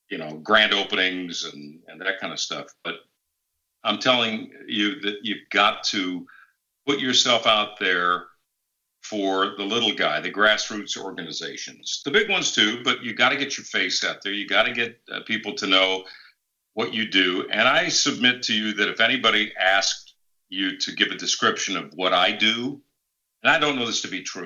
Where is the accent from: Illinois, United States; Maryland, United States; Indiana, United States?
Illinois, United States; Chicago; now in St. Louis, United States; I'm a Midwest guy. I grew up in the Chicagoland area